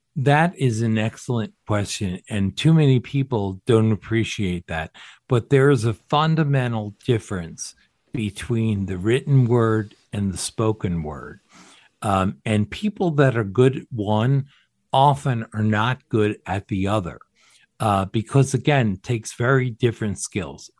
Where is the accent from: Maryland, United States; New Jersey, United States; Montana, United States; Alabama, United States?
New Jersey, United States; also born or lived in Camp Pendleton, California; they settled in New Jersey, where I grew up.